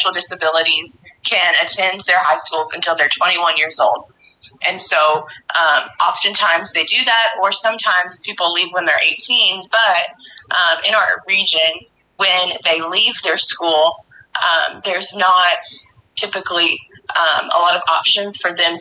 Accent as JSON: {"language": "English", "town": "Metropolis", "region": "Illinois", "country": "United States", "tie": "born or raised there", "said": "I am a Metropolis native. I've lived here my whole life."}